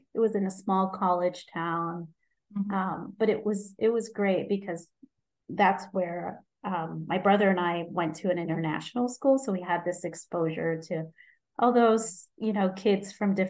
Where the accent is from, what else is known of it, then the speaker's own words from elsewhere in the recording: Cairo, Cairo Governorate, Egypt; moved away as an adult; also born or lived in Chattanooga, Tennessee; now in Indiana, United States; I'm originally from Egypt. I was born and lived there part of my life, also went to medical school there